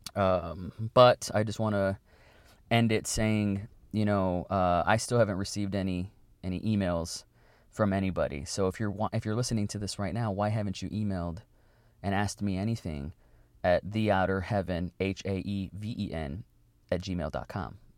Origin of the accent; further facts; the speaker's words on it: Weslaco, Texas, United States; my hometown